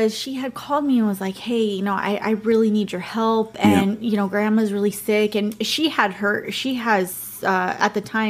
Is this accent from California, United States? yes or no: yes; California, United States; So my best friend who I grew up with in California was already living out here working at one of the hotels.